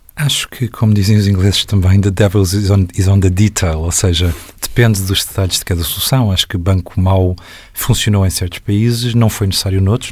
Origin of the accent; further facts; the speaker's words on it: Portugal; como portuguesa